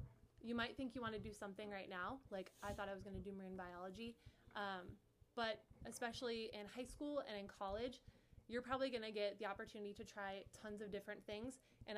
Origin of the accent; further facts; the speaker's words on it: Midwest, United States; I grew up in the Midwest